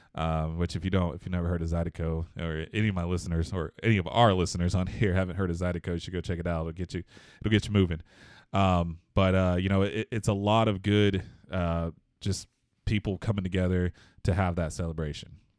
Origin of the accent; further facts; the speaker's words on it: Houston, Texas, United States; I'm actually, uh, born and raised in Houston, Texas